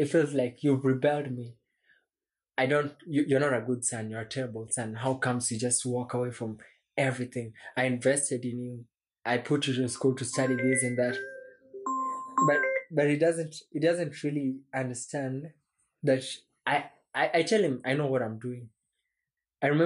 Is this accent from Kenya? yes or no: yes; Kenya; also born or lived in Juja, Kenya; I'm technically a Kenyan.